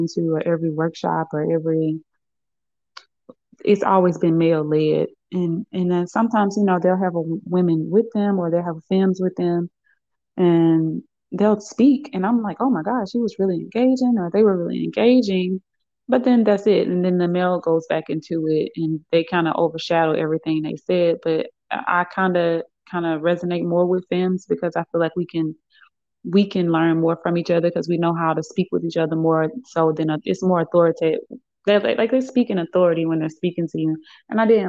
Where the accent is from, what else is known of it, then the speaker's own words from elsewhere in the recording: Birmingham, Alabama, United States; moved away as an adult; I'm originally from Birmingham, Alabama, and I just recently moved back here about 3 or 4 months ago